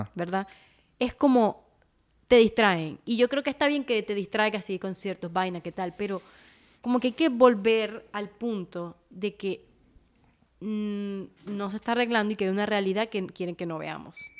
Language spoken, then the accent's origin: Spanish; Venezuela; nosotros como venezolanos